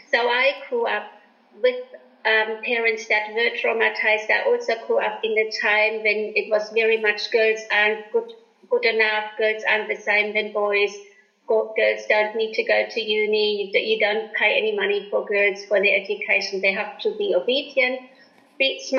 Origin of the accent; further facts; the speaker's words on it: Germany; moved away; I was born in Germany after the war